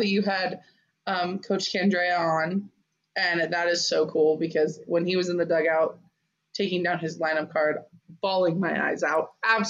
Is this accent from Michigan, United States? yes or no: no; Arizona, United States; I'm from Arizona, so I grew up watching U of A and UCLA and all that kind of stuff.